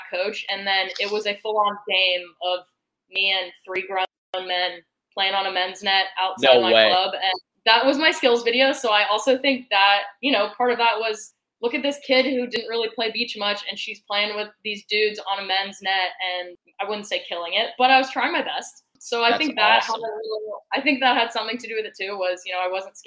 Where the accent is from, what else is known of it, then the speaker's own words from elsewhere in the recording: Knoxville, Tennessee, United States; moved away as an adult; my club growing up in Knoxville